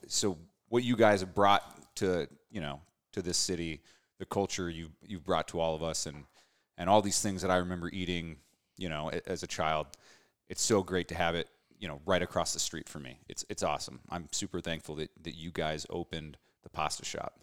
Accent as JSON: {"language": "English", "area": "Bay Area", "region": "California", "country": "United States", "tie": "born or raised there", "moved": "yes", "lives_now": "Paso Robles, United States", "said": "growing up in the Bay Area, there was all these specialty food stores"}